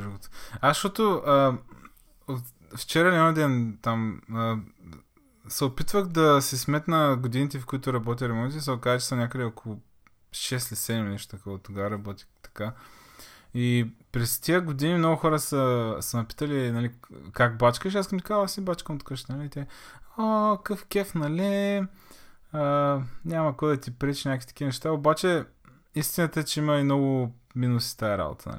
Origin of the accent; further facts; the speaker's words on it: Targovishte, Targovishte Province, Bulgaria; moved away as an adult; now in Varna, Bulgaria; съм от Търговище, всъщност аз там съм родил, съм живял при 18 години